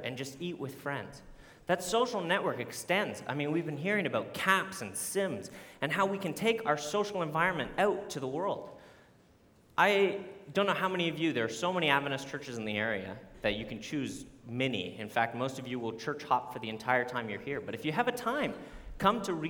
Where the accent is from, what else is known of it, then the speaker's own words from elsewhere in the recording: Canada; moved away; I'm Canadian